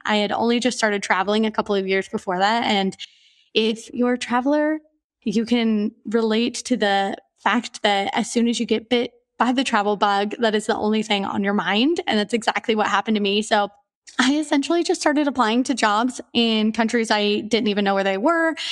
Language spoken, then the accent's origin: English; Portland, Oregon, United States; moved away as an adult; also born or lived in Romania / Singapore / Australia / Myanmar; now in Mauritius; I'm from Portland, Oregon